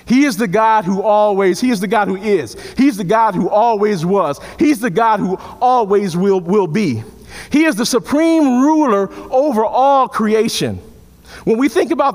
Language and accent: English; Chicago, Illinois, United States; I'm from Chicago.